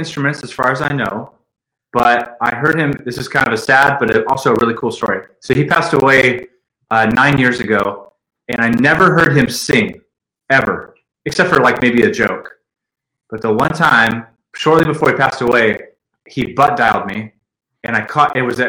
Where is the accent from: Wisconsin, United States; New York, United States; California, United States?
California, United States; Stockton; A little place called Stockton, California. It's northern